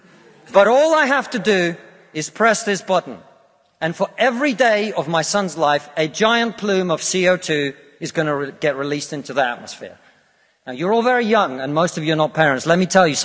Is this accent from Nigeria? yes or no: no; Russia; now in United Kingdom; I come from Russia, which is not a poor country